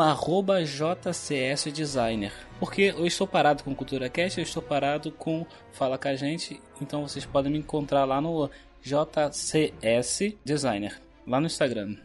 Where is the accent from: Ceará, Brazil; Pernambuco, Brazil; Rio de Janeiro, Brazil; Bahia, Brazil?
Rio de Janeiro, Brazil; Eu cresci aqui na, na Animadores, lá, aqui em Bangu mesmo